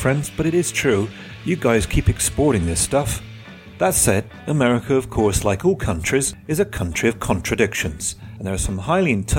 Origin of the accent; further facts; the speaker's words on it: United Kingdom; moved away; my home country of the UK